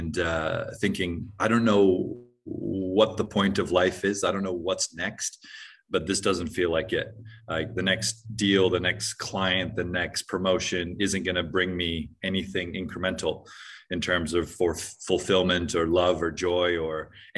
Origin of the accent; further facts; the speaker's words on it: Hawaii, United States; moved away as an adult; also born or lived in New Zealand / Hong Kong; I grew up in Hawaii with quite spiritual parents